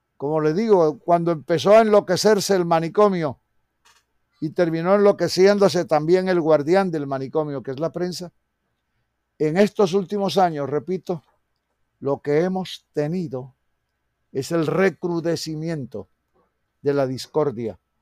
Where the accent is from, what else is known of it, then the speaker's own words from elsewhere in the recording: Colombia; Todos somos colombianos.